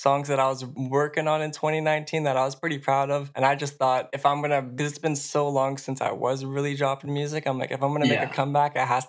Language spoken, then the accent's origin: English; Quebec, Canada; born there; moved away; No, so that's when I was born in Quebec. We moved over here to get away from him.